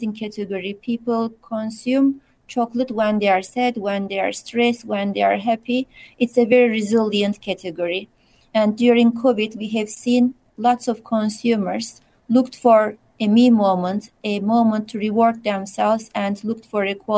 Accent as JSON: {"language": "English", "country": "Turkey", "moved": "yes", "said": "being away from my home country and from my loved ones"}